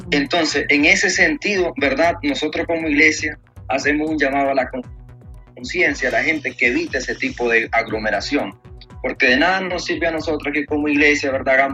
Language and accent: Spanish; Nicaragua; Que como nicaragüenses este, llevamos ya desde muchísimos años en nuestros hombros.